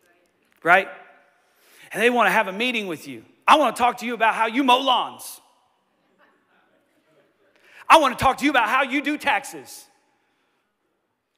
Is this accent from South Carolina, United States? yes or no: no; Johnson City, Tennessee, United States; We're like an hour and a half east of Knoxville.